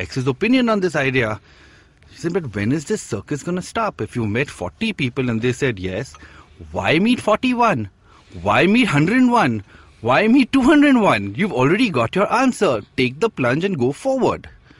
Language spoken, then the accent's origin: English; India; look, I'm from India and I really want to start this